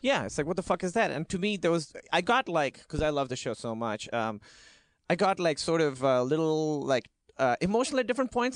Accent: Karachi, Sindh, Pakistan; I grew up in Karachi, Pakistan, which is a big city, but it felt like a small town

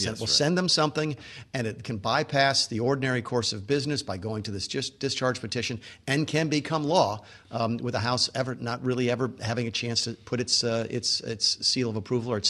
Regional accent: the South, United States; I'm a Southerner who can talk fast at times.

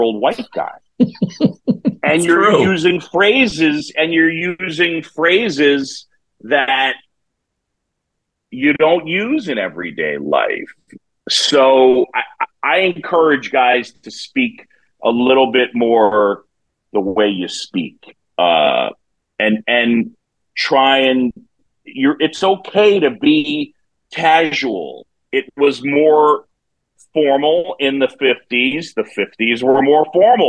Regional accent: New York City, New York, United States; now in Chicago, United States; I grew up in New York City

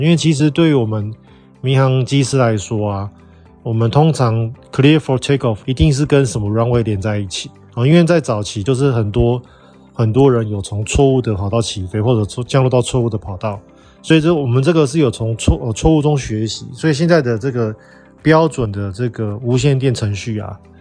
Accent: Taiwan; moved away as an adult; also born or lived in Australia / mainland China; now in Southeast Asia; 我们台湾人去泰国需要签证

